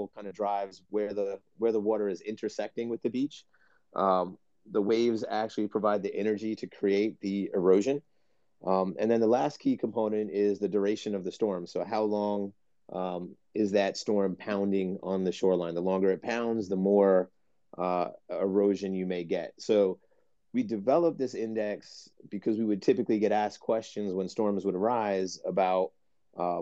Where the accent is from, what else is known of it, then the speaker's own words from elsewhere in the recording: New Jersey, United States; Growing up in New Jersey, having lived here my entire life